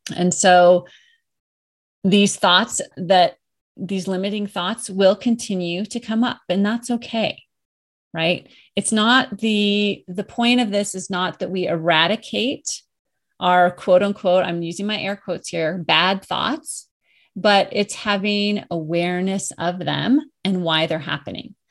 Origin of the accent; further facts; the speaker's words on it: Colorado, United States; moved away as an adult; I moved back to my home state of Colorado, where I am now